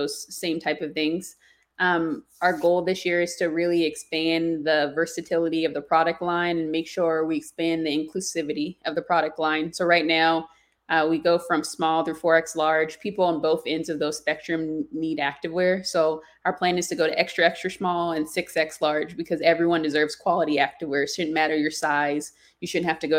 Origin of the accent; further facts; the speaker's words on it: South Carolina, United States; moved away; I'm originally from South Carolina